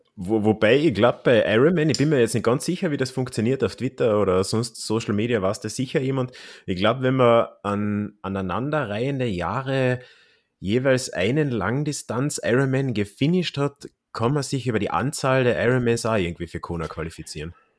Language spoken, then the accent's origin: German; Klagenfurt, Carinthia, Austria; mein Heimatort Klagenfurt